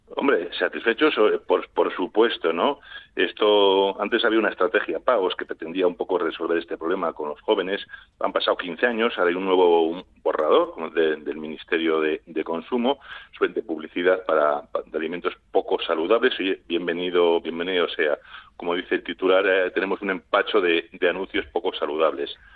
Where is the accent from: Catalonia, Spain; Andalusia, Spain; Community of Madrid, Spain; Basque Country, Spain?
Basque Country, Spain; somos vascos